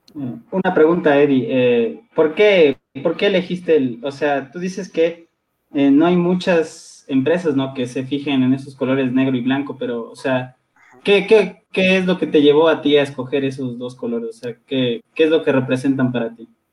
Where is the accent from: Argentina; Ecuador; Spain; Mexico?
Ecuador; Quito, Pichincha; soy originario de Quito